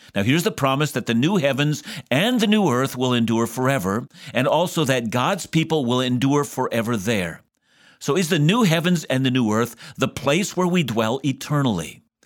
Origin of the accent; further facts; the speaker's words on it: Vancouver, British Columbia, Canada; I'm from Vancouver